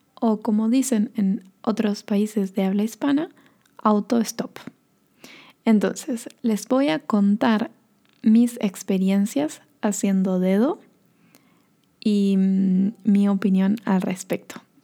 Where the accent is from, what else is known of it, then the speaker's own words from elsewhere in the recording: northern Argentina, Argentina; now in Bariloche, Argentina; en el norte de Argentina, que es de donde yo soy, o de donde yo vengo, o donde nací